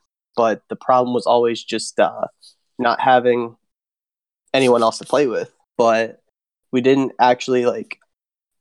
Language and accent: English; Hagerstown, Maryland, United States; also born or lived in Pittsburgh, Pennsylvania; from Hagerstown, Maryland. I've been here about 13 years